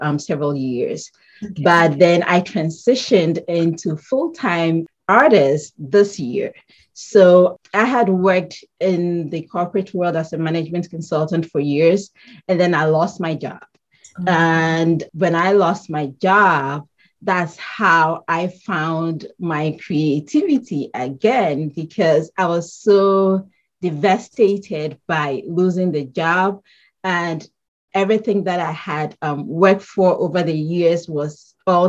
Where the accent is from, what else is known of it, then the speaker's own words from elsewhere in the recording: Ghana; moved away as an adult; now in Connecticut, United States; I currently live in Connecticut in the US, and I grew up in Ghana, West Africa. That's where I was born and raised, and later moved here